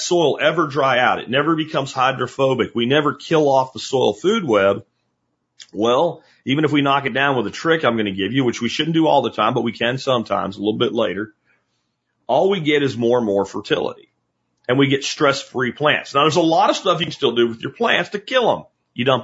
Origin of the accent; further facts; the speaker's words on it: Pennsylvania, United States; when I was a kid growing up in Pennsylvania